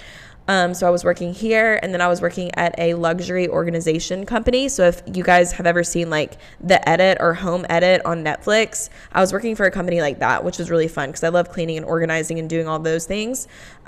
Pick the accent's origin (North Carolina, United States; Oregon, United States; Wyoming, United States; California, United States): North Carolina, United States; Kernersville; where I grew up in Kernersville